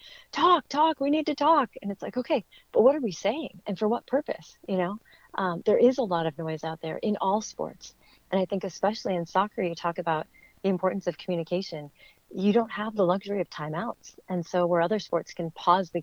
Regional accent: Bay Area, California, United States; moved away as an adult; I grew up in the Bay Area of California

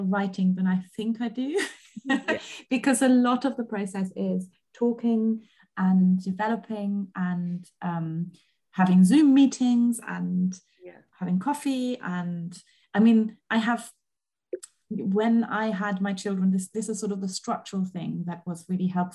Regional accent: Germany; moved away; I grew up in Germany

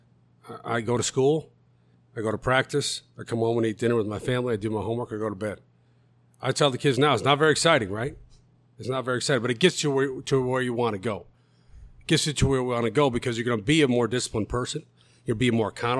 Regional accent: Glen Ellyn, Illinois, United States; now in Elmhurst, United States; We did grow up in Glen Ellen

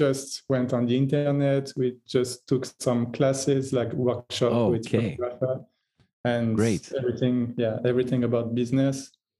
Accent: France; also born or lived in Croatia; Kristina is from Croatia and I'm from France.

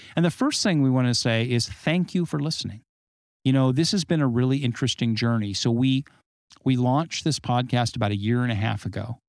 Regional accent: Southern California, United States; also born or lived in Arizona / Colorado / Nevada / Great Lakes; now in Great Lakes region, United States; Southern California climate where I grew up

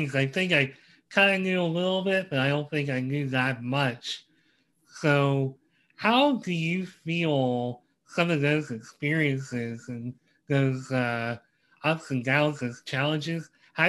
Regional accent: Reading, Pennsylvania, United States; I'm from Reading, PA

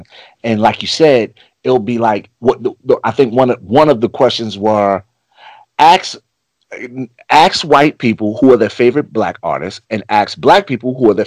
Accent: New York City, New York, United States; moved away; I'm from Harlem. I'm not in Harlem anymore

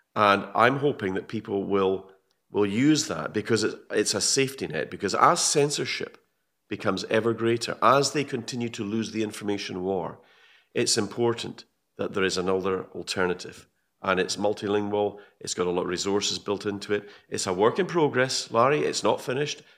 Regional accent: Scotland, United Kingdom; I'm a Brit. I'm a Scottish Brit.

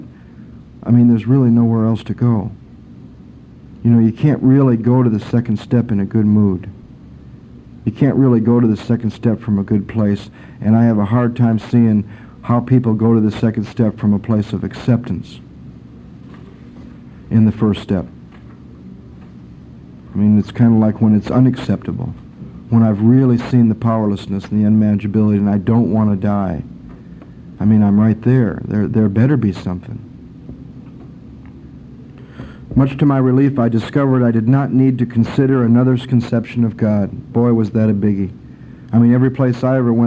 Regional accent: Michigan, United States; camping and out in the woods and growing up in Michigan and going to camp

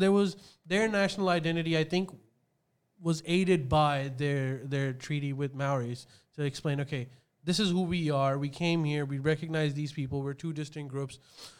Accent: Australia

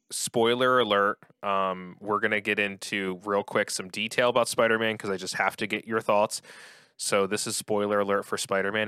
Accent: outside of Philadelphia, Pennsylvania, United States; I grew up outside of Philly

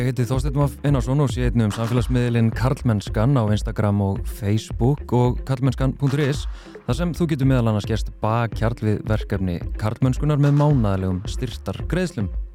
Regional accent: Reykjavík, Capital Region, Iceland; ég er úr Grafovögi

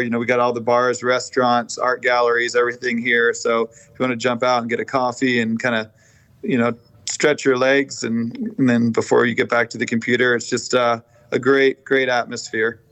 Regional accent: Vermont, United States; moved away as an adult; now in Sarasota, United States; I grew up doing stonework in Vermont

